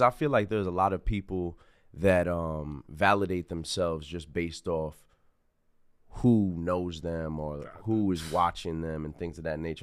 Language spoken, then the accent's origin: English; Greenburgh, New York, United States; I'm a kid from Greenberg